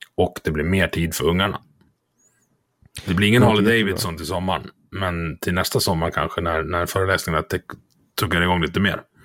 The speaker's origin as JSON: {"language": "Swedish", "region": "Dalarna County", "country": "Sweden", "said": "jag är från Dalarna"}